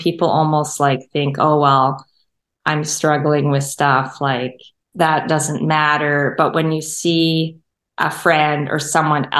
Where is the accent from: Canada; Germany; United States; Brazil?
Canada; St. Albert, Alberta; also born or lived in Edmonton, Canada; I grew up in St. Albert